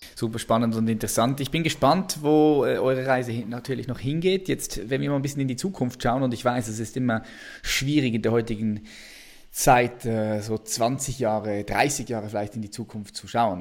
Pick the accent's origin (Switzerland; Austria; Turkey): Switzerland; bei uns in der Schweiz